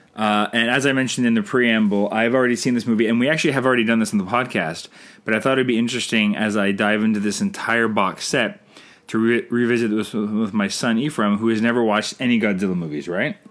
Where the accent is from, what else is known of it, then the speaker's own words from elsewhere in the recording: Canada; I'm Canadian filmmaker